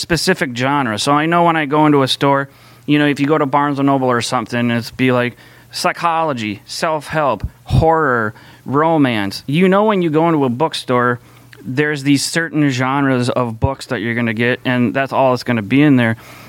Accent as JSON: {"language": "English", "town": "Minneapolis", "region": "Minnesota", "country": "United States", "tie": "born or raised there", "said": "I grew up here in the Twin Cities"}